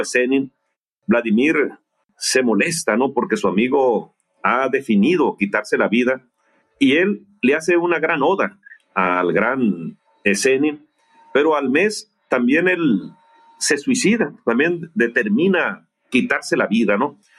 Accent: Guasave, Sinaloa, Mexico; moved away; estaba en Guasave, Sinaloa, en, mi ciudad natal

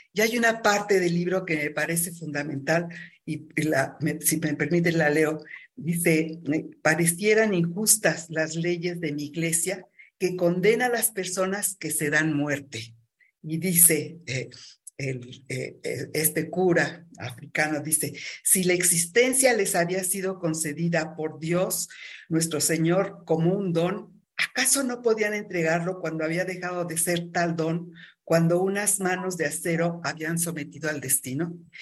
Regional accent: Mexico; la mexicana, que es un sincretismo. Eh, nuestros pueblos originarios hablaban del politeísmo

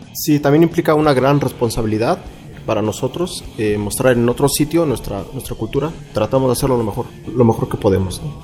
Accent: Mexico; como mexicanos

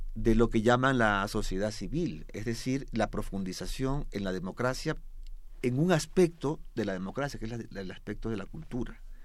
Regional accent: Ecuador; yo soy ecuatoriano

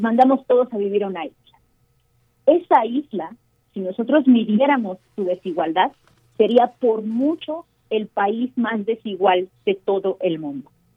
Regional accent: Mexico; soy mexicana

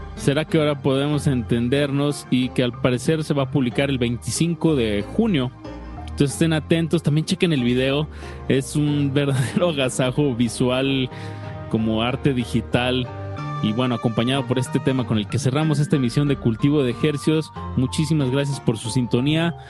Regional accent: Mexico; como buenos mexicanos

